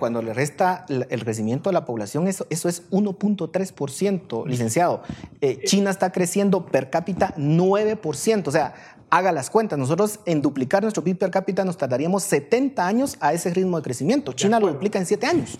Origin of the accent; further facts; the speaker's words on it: Guatemala; como guatemaltecos